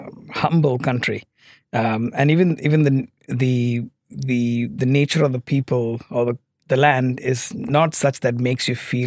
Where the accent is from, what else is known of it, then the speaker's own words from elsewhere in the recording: Muscat, Oman; So I was born in Oman as a third culture kid. Grew up in Oman and did school my whole life, pretty much, actually. And Oman has been home for me.